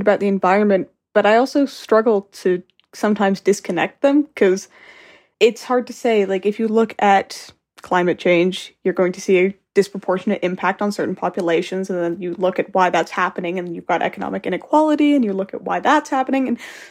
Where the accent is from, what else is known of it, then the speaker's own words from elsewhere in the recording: Calgary, Alberta, Canada; I'm 18 years old. I recently graduated from high school. I've lived in Calgary, Alberta my entire life